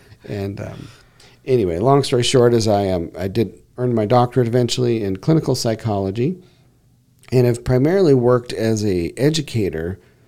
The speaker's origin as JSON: {"language": "English", "town": "Granite Bay", "region": "California", "country": "United States", "said": "And I'm originally from this area. I'm from the Granite Bay area. Left in 87 and moved back up here."}